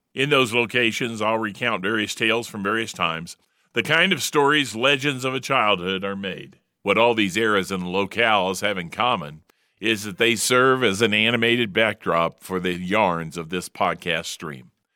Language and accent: English; Indianapolis, Indiana, United States; moved away as an adult; also born or lived in California; now in Utah, United States; living in Utah but from the Hoosier State. Growing up in Indianapolis, the crossroads of America during the 1950s and 1960s